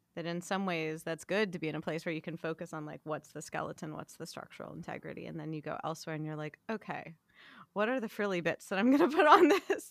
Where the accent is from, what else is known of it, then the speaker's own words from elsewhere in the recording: West Hollywood, California, United States; I was born in West Hollywood, I was born at Cedars